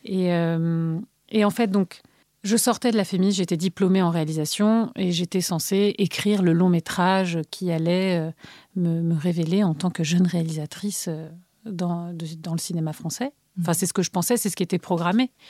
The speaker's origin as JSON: {"language": "French", "town": "Bilbao", "region": "Basque Country", "country": "Spain", "tie": "born there", "said": "des allers-retours entre Paris et Bilbao, la ville où je suis née, au Pays basque espagnol, dans le nord de l'Espagne"}